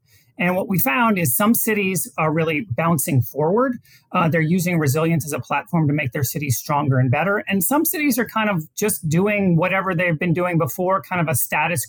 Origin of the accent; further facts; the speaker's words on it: New Orleans, Louisiana, United States; also born or lived in Washington, D.C.; now in Texas, United States; I'm from New Orleans originally, and I moved back to New Orleans